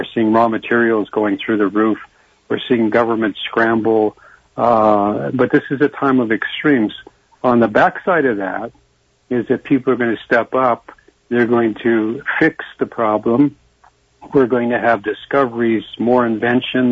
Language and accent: English; Canada; I'm a Canadian. I'm not American